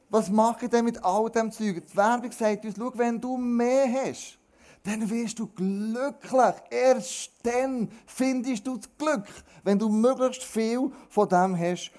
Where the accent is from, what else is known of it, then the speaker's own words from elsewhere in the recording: Switzerland; wir Schweizer